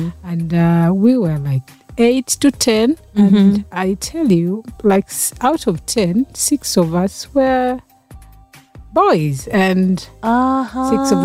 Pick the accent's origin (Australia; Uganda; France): Uganda; I grew up in Mutungo